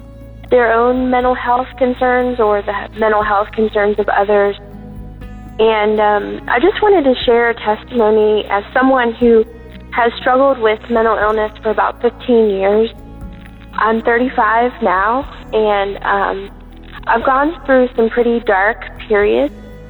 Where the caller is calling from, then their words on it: Virginia, United States; I'm calling from Virginia.